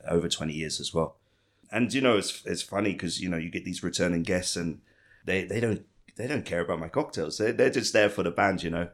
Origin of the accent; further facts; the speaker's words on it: Ipswich, East of England, United Kingdom; also born or lived in London; now in Bangkok, Thailand; Ipswich, my hometown